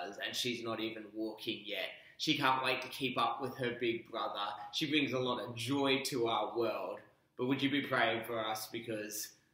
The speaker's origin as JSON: {"language": "English", "town": "Perth", "region": "Western Australia", "country": "Australia", "tie": "born or raised there", "also_born_or_lived": "Melbourne, Australia", "moved": "yes", "lives_now": "Brisbane, Australia", "said": "I'm formerly from Melbourne, but I grew up in Perth to Sri Lankan and American parents."}